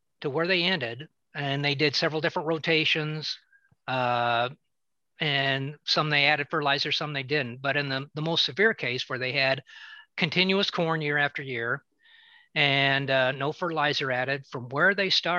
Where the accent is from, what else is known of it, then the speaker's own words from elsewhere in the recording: Southern Mason County, Illinois, United States; where I grew up in Southern Mason County